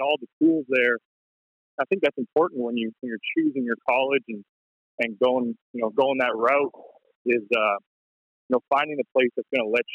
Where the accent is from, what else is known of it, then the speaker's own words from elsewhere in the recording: Delta, British Columbia, Canada; moved away as an adult; growing up in North Delta